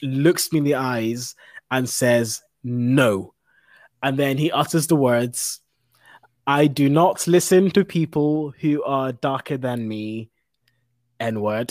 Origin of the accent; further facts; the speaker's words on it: London, United Kingdom; moved away as an adult; now in Scotland, United Kingdom; I grew up in London and worked in London.